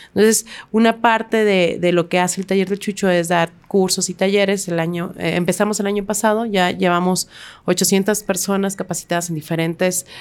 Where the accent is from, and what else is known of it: Mexico